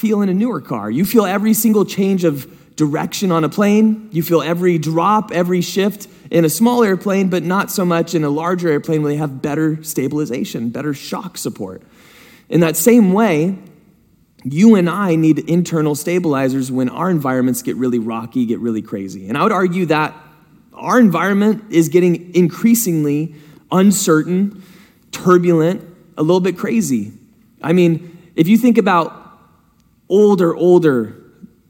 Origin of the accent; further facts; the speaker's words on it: San Diego, California, United States; also born or lived in Hidden Valley; I grew up in San Diego up until I was about to go into high school, and then I went to Hidden Valley. We moved up here, went to Hidden Valley.